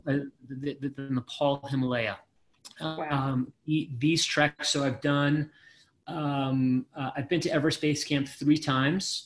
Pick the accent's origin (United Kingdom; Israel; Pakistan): Israel; moved away; I was born in Israel and served in the Israeli military